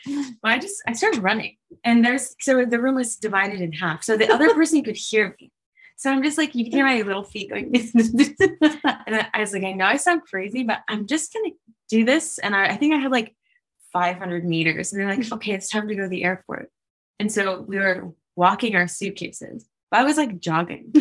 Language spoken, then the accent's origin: English; United States; moved away; I'm from America